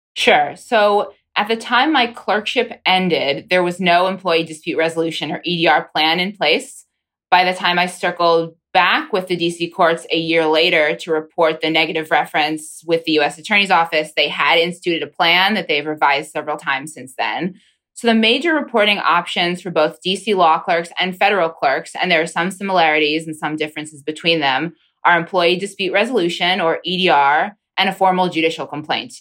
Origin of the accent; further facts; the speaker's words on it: Pennsylvania, United States; now in Washington, D.C., United States; my home state congresswoman